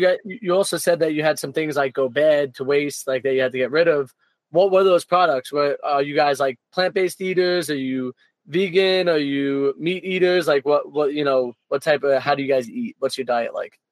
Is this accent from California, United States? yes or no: no; Connecticut, United States; moved away as an adult; we're both from connecticut